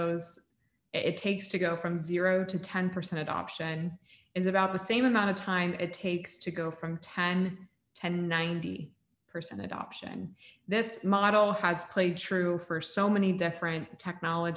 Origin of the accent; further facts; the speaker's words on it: Central Florida, United States; also born or lived in Texas; I was born in Texas, but raised in Florida. And my entire family, all my community, everybody I'd ever known was from Central Florida